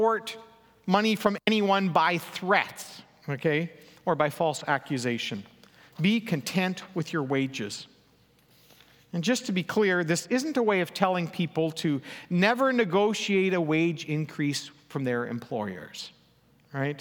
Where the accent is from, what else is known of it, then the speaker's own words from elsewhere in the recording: Elm Creek, Manitoba, Canada; moved away; my hometown, Elm Creek.